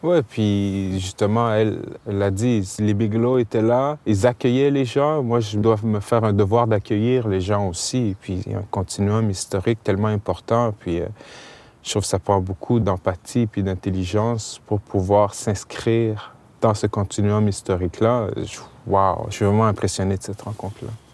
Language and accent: French; Montreal, Quebec, Canada; On est de Montréal et on est descendu jusqu'à Norfolk